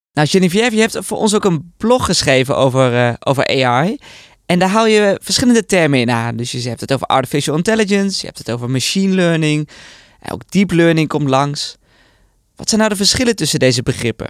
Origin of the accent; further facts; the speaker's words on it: Netherlands; ben ik toch een echte Nederlander